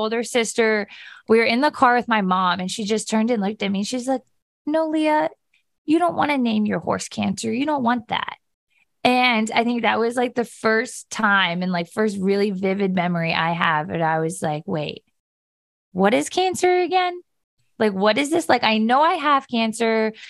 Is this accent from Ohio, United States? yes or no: yes; Steubenville, Ohio, United States; I grew up on a ranch right outside of Steubenville.